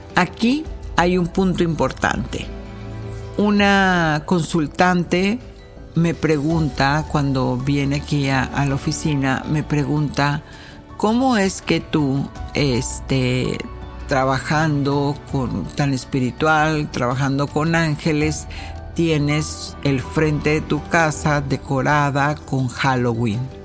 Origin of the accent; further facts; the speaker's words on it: Mexico; moved away as an adult; now in United States; como mexicana, sí crecí con alguna de las costumbres de, de, la celebración de Día de Muertos